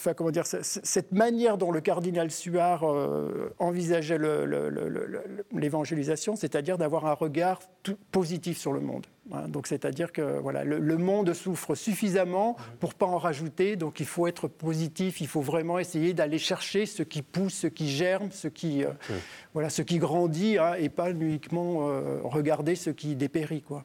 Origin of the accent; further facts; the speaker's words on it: Ain, countryside near Lyon, Auvergne-Rhône-Alpes, France; also born or lived in Bourg-en-Bresse; j'ai vécu dans la campagne plutôt près de, plutôt près de Lyon